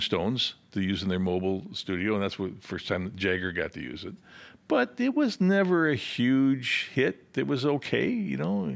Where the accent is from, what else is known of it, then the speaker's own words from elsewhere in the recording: Rockford, Illinois, United States; also born or lived in Urbana, Illinois; I grew up in Rockford, Illinois